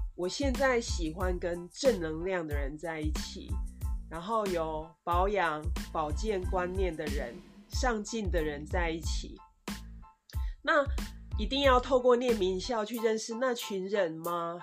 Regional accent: Taiwan

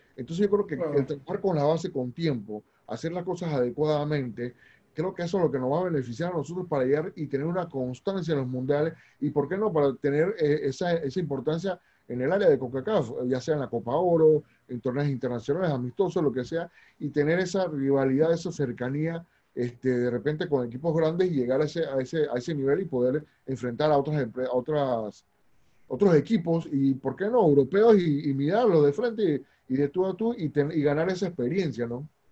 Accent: Panama; nosotros tenemos aquí como panameños normales

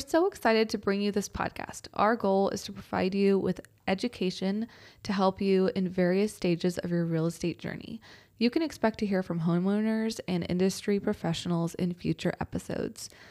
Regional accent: Spicewood, Texas, United States; also born or lived in Westlake, Austin / Manchaca, Texas / Austin, Texas; I was born off of Cuernavaca, like West Lake area, um, then moved to Spicewood, and I grew up in Spicewood

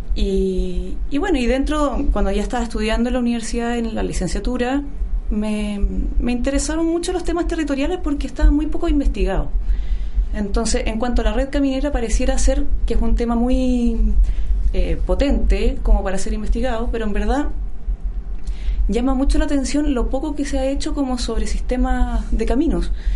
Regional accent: Chillán, Ñuble, Chile; yo soy no soy de Santiago, yo soy de Chillán

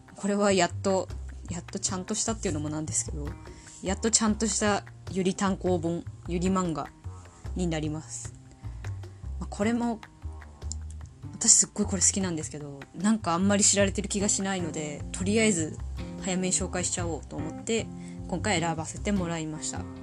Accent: Tohoku, Japan; accent: Tohoku accent (訛り); 生まれも育ちも東北人です。口下手、鉛もありますので

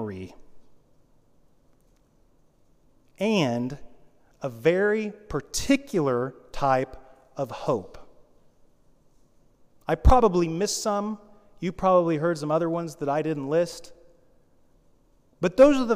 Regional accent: United States; I'm an American

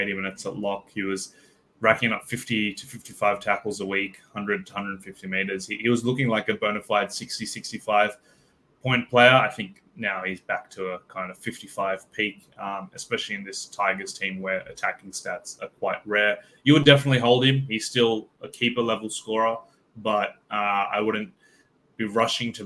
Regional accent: Queensland, Australia; as a Queenslander

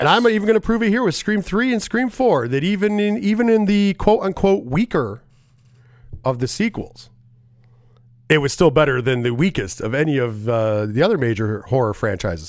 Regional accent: New York, United States; I am a New Yorker

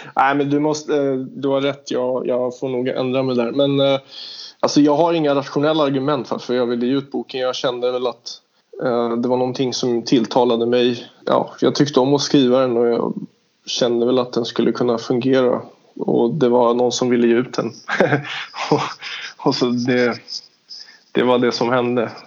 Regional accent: Stockholm, Stockholm County, Sweden; jag är ju från Stockholm

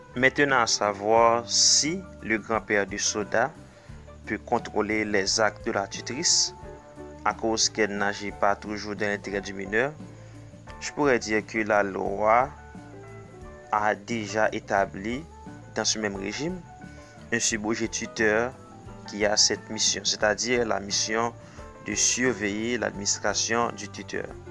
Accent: Haiti; Je suis haïtien

